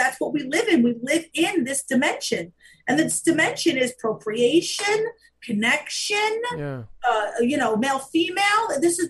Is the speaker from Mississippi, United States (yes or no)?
no; Staten Island, New York, United States; I grew up in Staten Island.